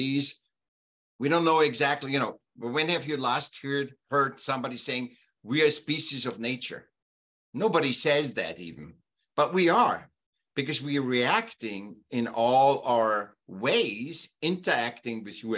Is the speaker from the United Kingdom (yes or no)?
no; Vienna, Austria; now in California, United States; I was born in Vienna, Austria, and I was a sick child. And when I was about seven, they put me in school